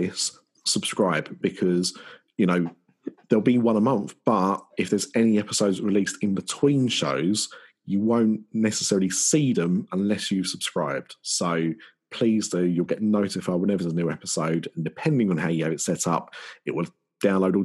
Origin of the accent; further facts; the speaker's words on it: Essex, East of England, United Kingdom; I'm from Essex